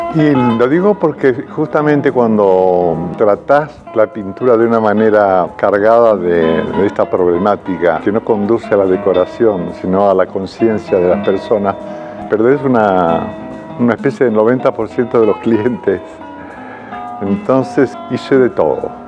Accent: Mendoza, Argentina; moved away as an adult; also born or lived in Rome / Madrid; now in Unquillo, Argentina; un colegio muy lindo, muy importante de Mendoza

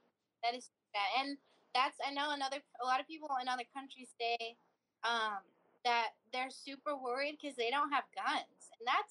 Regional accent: California, United States; I grew up in California, too.

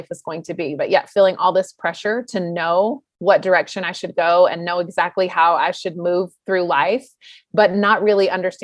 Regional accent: North Carolina, United States; I was born and raised in the Southeast in North Carolina, and I loved it.

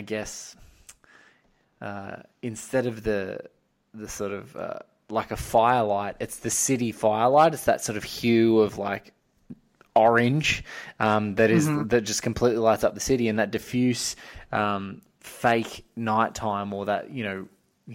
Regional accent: beachside town an hour north of Sydney, New South Wales, Australia; I grew up in like a beachside town about an hour north of Sydney

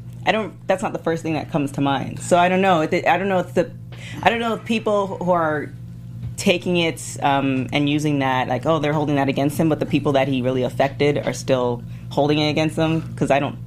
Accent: Toronto, Ontario, Canada; Not African-American, just black. I'm Canadian. Black.

